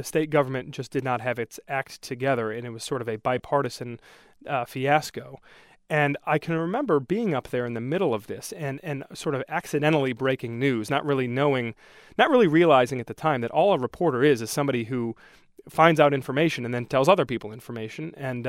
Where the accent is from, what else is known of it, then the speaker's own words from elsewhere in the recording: Brighton, Michigan, United States; also born or lived in Livonia, United States; Sure. Well, I grew up in Brighton. For the most part, I spent a few years in Livonia when I was younger, but we moved to Brighton when I was in first grade